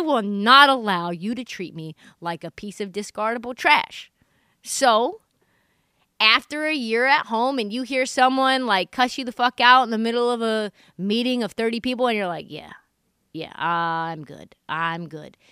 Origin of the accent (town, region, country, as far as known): Portland, Oregon, United States; born or raised there